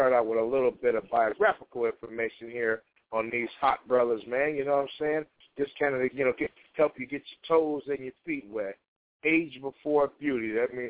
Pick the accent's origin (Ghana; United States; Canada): United States; Chicago, Illinois; born in my hometown, January 8th, 1967, 47 years old currently, and still residing in the city of love, Chicago.